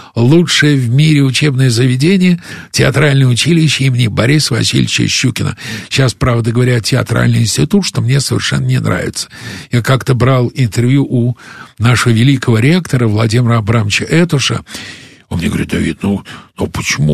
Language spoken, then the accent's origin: Russian; Russia; also born or lived in United States; из России